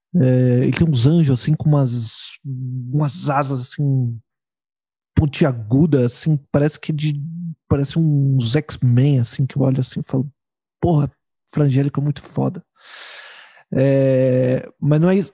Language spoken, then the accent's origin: Portuguese; São Paulo, Brazil; now in Porto Alegre, Brazil; eu sou de São Paulo e eu, eu, moro em Porto Alegre.